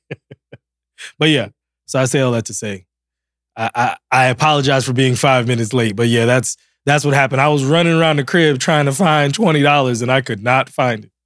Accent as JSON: {"language": "English", "town": "Silver Spring", "region": "Maryland", "country": "United States", "said": "I'm from Silver Spring."}